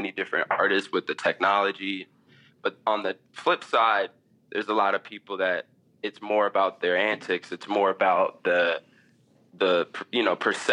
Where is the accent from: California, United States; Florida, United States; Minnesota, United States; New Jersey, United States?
Minnesota, United States; Minneapolis; I'm from Minneapolis